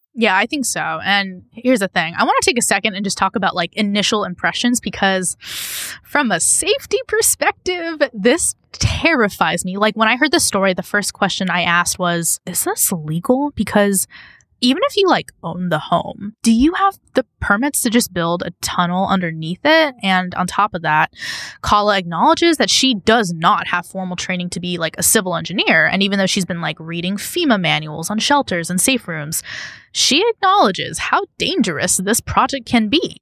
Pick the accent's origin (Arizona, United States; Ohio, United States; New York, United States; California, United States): California, United States; we are also California brands